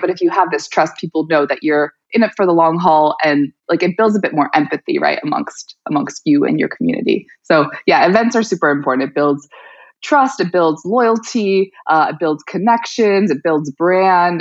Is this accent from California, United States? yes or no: no; New York City, New York, United States; moved away as an adult; also born or lived in Colorado; I grew up in Brooklyn